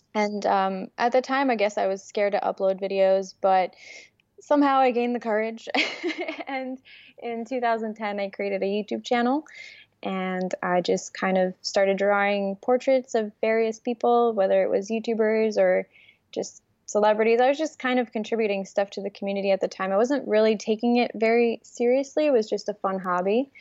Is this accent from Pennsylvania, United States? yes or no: no; New York City, New York, United States; English is a second language; also born or lived in Ukraine; my mom and I immigrated to the United States when I was six years old from Ukraine. And we moved to Brooklyn, New York